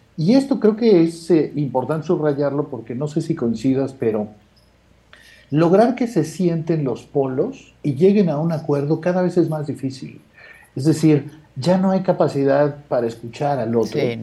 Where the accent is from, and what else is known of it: Guerrero, Mexico